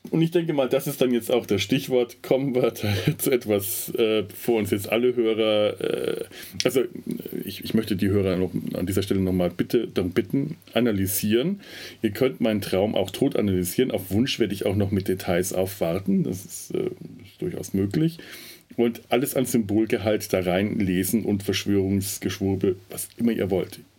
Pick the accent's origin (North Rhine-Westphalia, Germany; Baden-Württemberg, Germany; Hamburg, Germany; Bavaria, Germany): Bavaria, Germany; Werneck; Das Spannendste war tatsächlich diese Mischung aus, ein, aus, äh, aus Dubrovnik, Brüssel und meinem Heimatort Werneck.